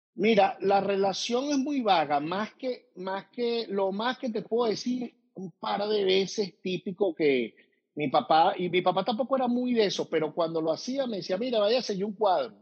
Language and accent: Spanish; Venezuela; moved away; somos venezolanos